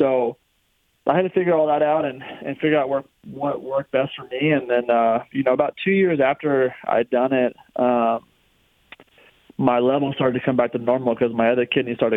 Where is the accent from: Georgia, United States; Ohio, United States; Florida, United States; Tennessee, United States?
Florida, United States; growing up in Florida, racing Gainesville, the Dade Cities